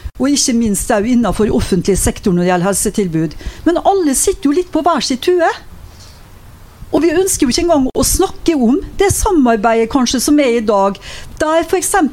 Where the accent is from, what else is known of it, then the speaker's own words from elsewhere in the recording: Molde, Møre og Romsdal, Norway; hjemkommunen min Molde